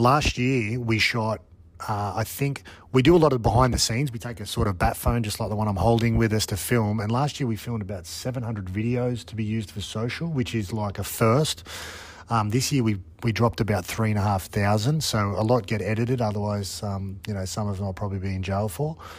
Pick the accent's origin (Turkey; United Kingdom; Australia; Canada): Australia; growing up in Australia